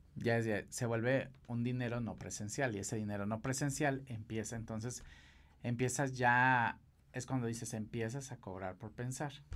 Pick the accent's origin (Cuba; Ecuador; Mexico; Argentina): Mexico; los mejores maquilladores eh, somos los mexicanos